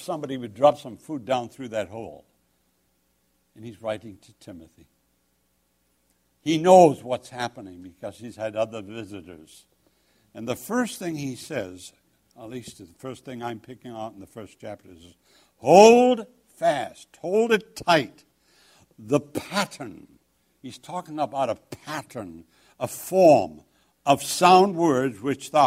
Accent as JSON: {"language": "English", "region": "England", "country": "United Kingdom", "said": "I'm English."}